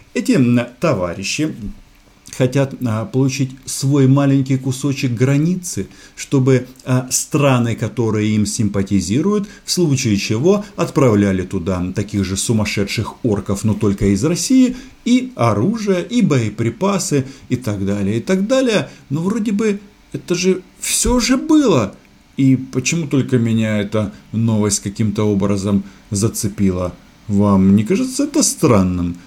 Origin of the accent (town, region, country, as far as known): Ukraine; now in Moscow, Russia